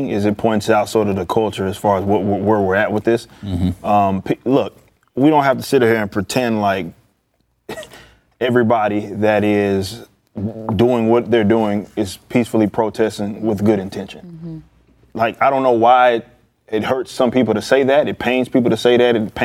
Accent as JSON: {"language": "English", "region": "Texas", "country": "United States", "said": "I'm from Oakland, Texas. Like, this is my city"}